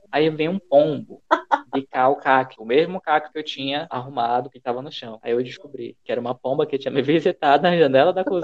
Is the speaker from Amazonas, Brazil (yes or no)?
yes; Manaus, Amazonas, Brazil; moved away; Eu, por exemplo, que vim de Manaus, onde tem mosquito o tempo todo. Eu lembro que quando eu morava lá era assim